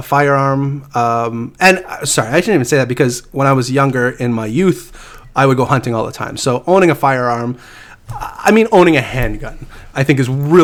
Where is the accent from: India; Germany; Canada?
Canada; We're all Canadian.